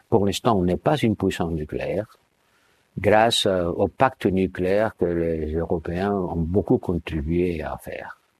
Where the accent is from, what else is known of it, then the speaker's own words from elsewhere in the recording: Somalia; Je viens de la Somalie